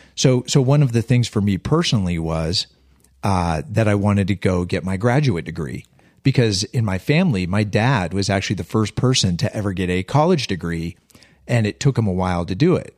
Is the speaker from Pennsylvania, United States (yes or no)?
yes; Western Pennsylvania, United States; We're all from Western Pennsylvania. I'm from a small steel town in the hills